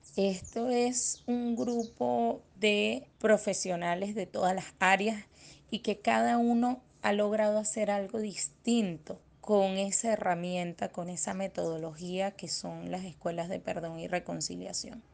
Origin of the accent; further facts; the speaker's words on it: Venezuela; como venezolanos